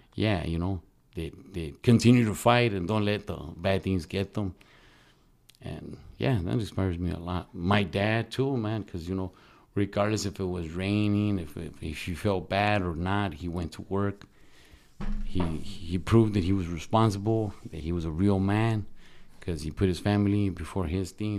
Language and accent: English; Sinaloa, Mexico; moved away; I'm from Sinaloa